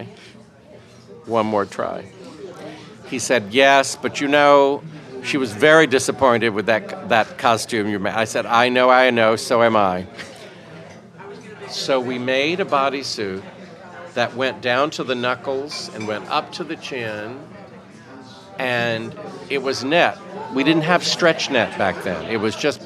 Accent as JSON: {"language": "English", "town": "Raleigh", "region": "North Carolina", "country": "United States", "tie": "born or raised there", "said": "born and raised in Raleigh, North Carolina"}